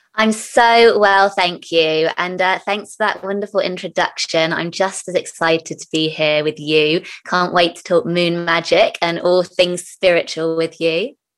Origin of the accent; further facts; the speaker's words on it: near Glastonbury, South West England, United Kingdom; when I was younger, we grew up near Glastonbury, the town